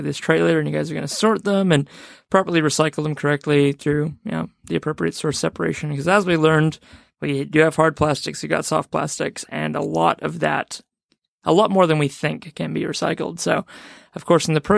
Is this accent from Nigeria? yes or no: no; New Zealand; now in Australia; growing up in New Zealand